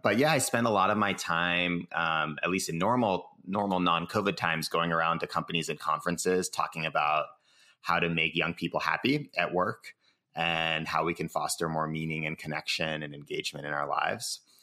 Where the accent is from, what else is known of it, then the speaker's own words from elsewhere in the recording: Cambridge, Massachusetts, United States; now in San Francisco, United States; I live in San Francisco, California. I was born in Cambridge, Massachusetts